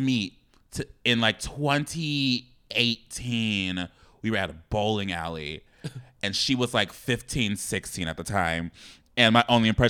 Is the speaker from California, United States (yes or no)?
yes; South Bay, Los Angeles County, California, United States; Now I tell people I'm from South Bay, which is in LA County, and now I'm not from LA, girl. I don't know this city.